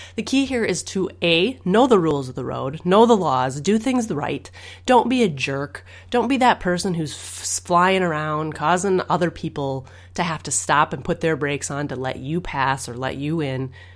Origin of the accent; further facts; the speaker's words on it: Minnesota, United States; I'm from Minnesota